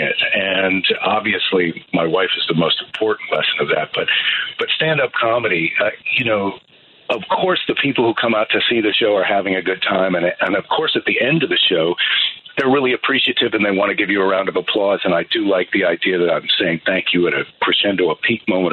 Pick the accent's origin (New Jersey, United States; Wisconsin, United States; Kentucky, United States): Wisconsin, United States; La Crosse; moved away; also born or lived in Iowa City, Iowa / Clarksville, Tennessee; I spent most of my childhood in La Crosse, Wisconsin, and with 5 years in Clarksville, Tennessee